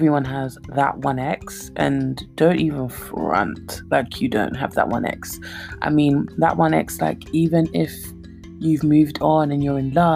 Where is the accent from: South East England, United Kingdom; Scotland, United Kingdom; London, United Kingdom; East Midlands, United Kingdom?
London, United Kingdom; accent: Cockney; my Cockney accent